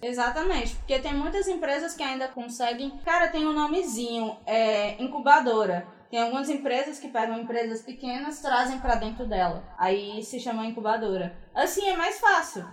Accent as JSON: {"language": "Portuguese", "town": "Fortaleza", "region": "Ceará", "country": "Brazil", "said": "A gente é de Fortaleza, Ceará, os três"}